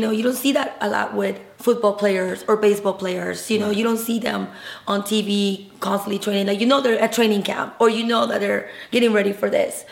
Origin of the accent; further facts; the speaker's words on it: Peru; I'm Peruvian, I was born in Peru